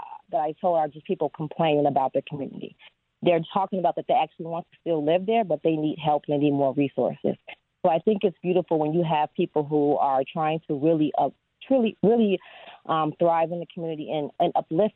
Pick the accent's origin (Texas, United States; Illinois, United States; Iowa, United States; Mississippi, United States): Illinois, United States; Chicago; also born or lived in Champaign, Illinois; I am a born Southsider. I grew up in the Inglewood neighborhood